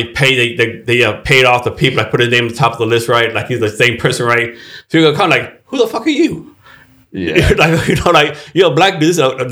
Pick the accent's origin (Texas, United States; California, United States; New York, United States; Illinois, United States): Texas, United States; I'm from Texas, right?